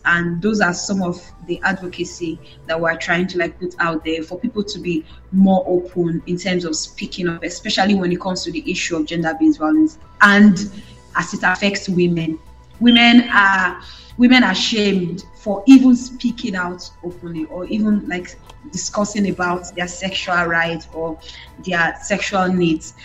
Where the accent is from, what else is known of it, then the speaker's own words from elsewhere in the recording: Benin City, Edo, Nigeria; I was from that part of Nigeria. I'm from Benin.